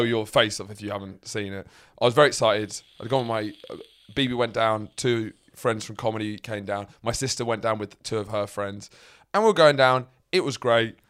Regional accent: Lewes, South East England, United Kingdom; moved away; my hometown, I come from Lewes

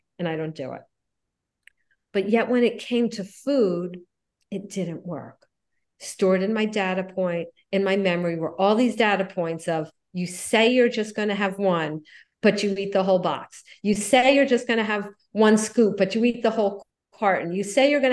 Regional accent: Miami Beach, Florida, United States; I grew up in Miami Beach

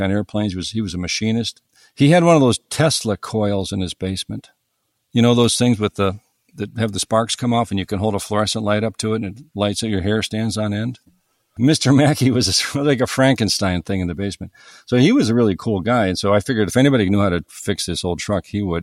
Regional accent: east of Cleveland, Northern Ohio, United States; I grew up in Northern Ohio, uh, east of Cleveland, on Lake Erie

